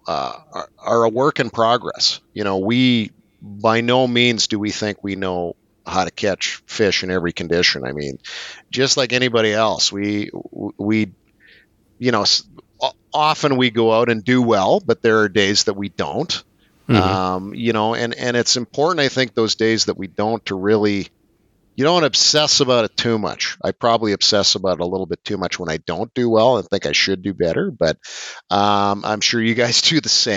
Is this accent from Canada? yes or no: yes; Eastern Qu'Appelle, Saskatchewan, Canada; As a kid, I grew up in the Eastern Coppell, so I fished Round Lake a ton as a kid.